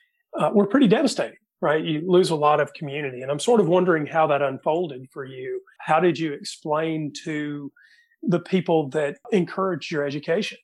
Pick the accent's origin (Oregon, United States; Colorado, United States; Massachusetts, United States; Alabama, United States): Alabama, United States; Talladega; I'm from Talladega